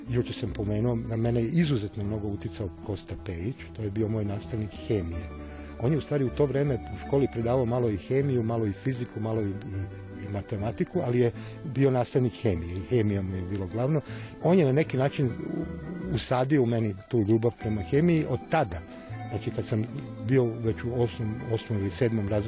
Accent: Sombor, Vojvodina, Serbia; moved away as an adult; now in Kragujevac, Serbia; ja nisam somborac, ja sam rođen u Somboru i sam otišao iz Sombora, moja lična karta već 40 i kusur godina nije iz Sombora

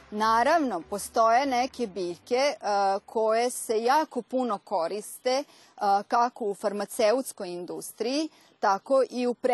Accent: Vojvodina, Serbia; kod nas u Vojvodini.

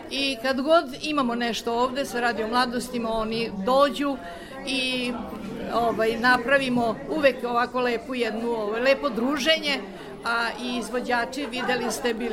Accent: Novi Sad, Vojvodina, Serbia; now in Switzerland; da ja mogu da uživam u mom Novom Sadu

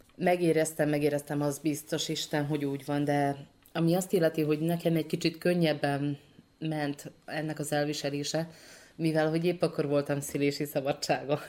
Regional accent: Martonoš, Vojvodina, Serbia; moved away; Martonosról érkeztem, tehát Martonosi születésű vagyok

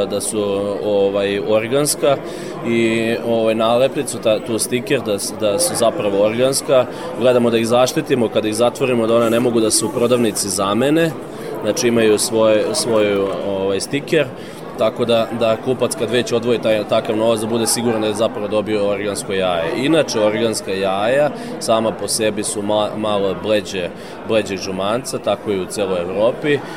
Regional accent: Serbia

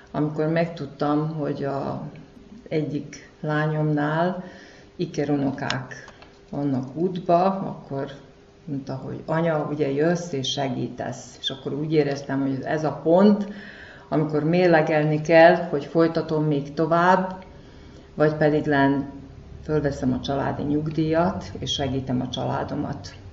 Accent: Kishegyes, Vojvodina, Serbia; igazi kishegyesnek tartom magam, mivel itt születtem. Amíg dolgoztam, itt helyben dolgoztam, és mai napig itt élek, itt lakom.

